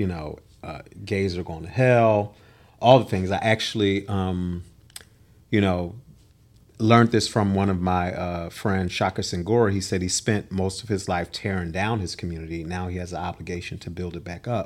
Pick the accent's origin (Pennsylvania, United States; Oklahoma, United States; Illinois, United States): Pennsylvania, United States; Philadelphia; I am from the city of brotherly love and sisterly affection, Philadelphia, Pennsylvania